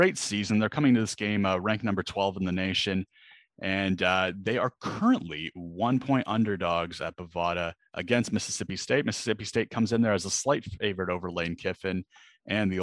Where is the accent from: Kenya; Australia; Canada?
Canada; moved away as an adult; now in London, United Kingdom; I am Canadian